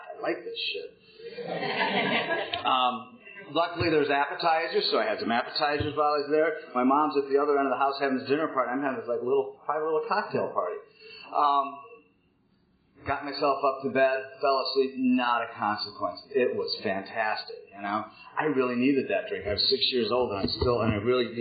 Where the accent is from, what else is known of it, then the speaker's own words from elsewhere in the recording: Minneapolis, Minnesota, United States; also born or lived in North Dakota; I was born in 1959 in Minneapolis, Minnesota, to a upper-middle-class family